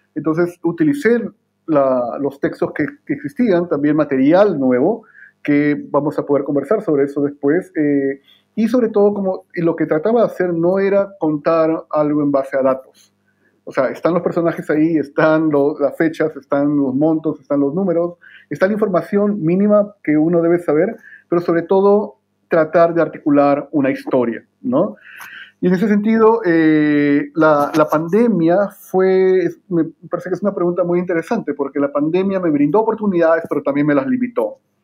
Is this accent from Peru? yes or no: yes; Lima, Peru; moved away as an adult; also born or lived in California, United States / Connecticut, United States / Ithaca, New York, United States; now in Santiago, Chile; yo soy eh, peruano de nacimiento en Lima. Mis padres son migrantes de Ancash eh, y viví por mucho tiempo en, Lima